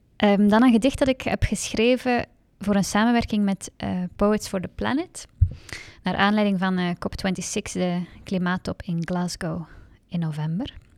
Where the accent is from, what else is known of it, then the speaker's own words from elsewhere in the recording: Hasselt, Flanders, Belgium; moved away as an adult; now in Antwerp, Belgium; ik ben eigenlijk opgegroeid in Hasselt.